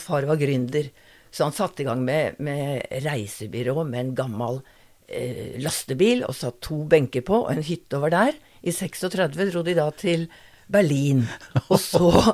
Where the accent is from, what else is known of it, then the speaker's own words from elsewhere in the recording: Oslo, Norway; jeg er født i Oslo. Mm. Bondegård i Oslo, med utedo. Ja. Og eh, til jeg var 16